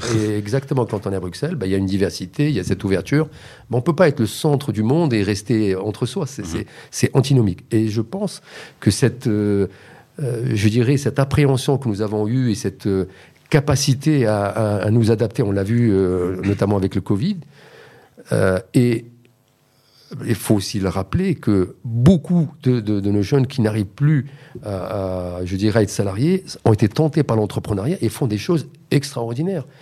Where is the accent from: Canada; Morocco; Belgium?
Morocco